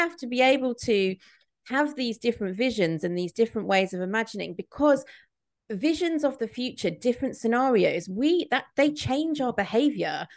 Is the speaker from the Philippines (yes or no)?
no; Midlands, United Kingdom; I grew up in the Midlands in the nineties